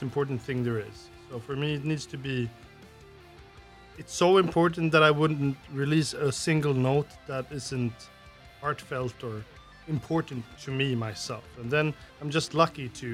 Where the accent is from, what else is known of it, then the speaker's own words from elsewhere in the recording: Sweden; from Sweden